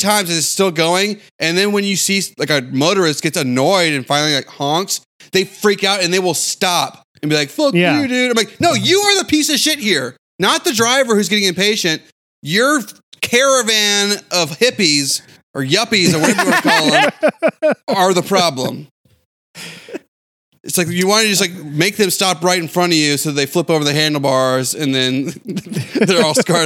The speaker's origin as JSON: {"language": "English", "town": "Spring", "region": "Texas", "country": "United States", "tie": "born or raised there", "said": "I was from Spring"}